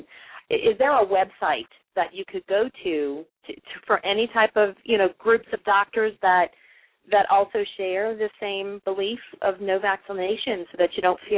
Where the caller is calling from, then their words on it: Mandeville, Louisiana, United States; I'm actually calling from Mandeville, Louisiana, just north of New Orleans.